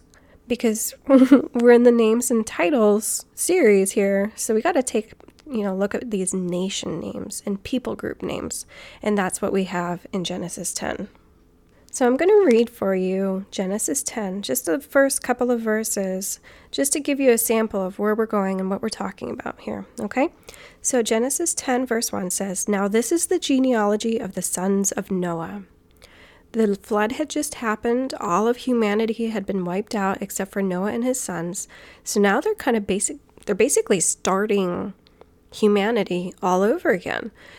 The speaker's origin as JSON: {"language": "English", "country": "United States", "said": "We identify much more as American, which is a nationality. The ethnicities are a little bit more mixed together. Oh, and I'm Irish too."}